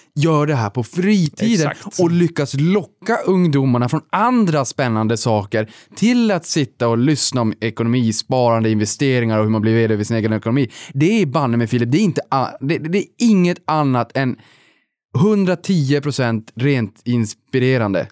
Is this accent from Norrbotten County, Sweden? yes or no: yes; Boden, Norrbotten County, Sweden; när jag var liten uppe i Boden